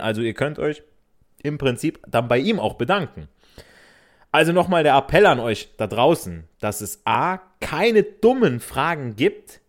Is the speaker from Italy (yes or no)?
yes; Italy; ich so als Italiener